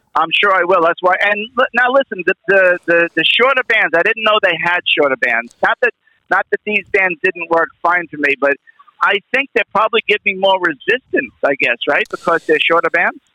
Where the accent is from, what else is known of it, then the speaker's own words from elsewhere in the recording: New York, United States; I'm New York. I'm from New York